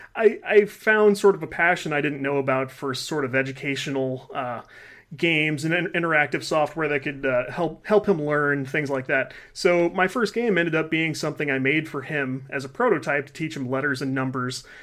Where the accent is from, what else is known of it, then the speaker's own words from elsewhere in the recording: Midwest, United States; We live in the Midwest